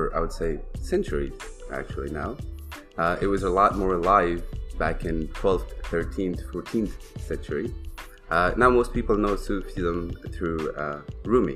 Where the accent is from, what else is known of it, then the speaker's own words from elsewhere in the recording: Afghanistan; now in Toronto, Canada; I live in Toronto, not from Toronto, originally born and raised in Afghanistan